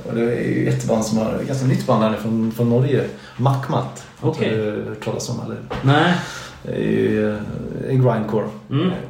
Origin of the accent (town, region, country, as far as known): Vara Plain, Lidköping, Västra Götaland, Sweden; moved away